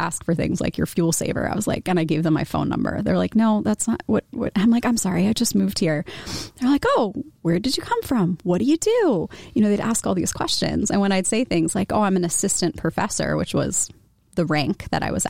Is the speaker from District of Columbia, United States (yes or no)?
yes; Washington, District of Columbia, United States; moved away as an adult; also born or lived in Philadelphia / State College, Pennsylvania; now in Iowa City, United States; I grew up in the Washington, D.C. area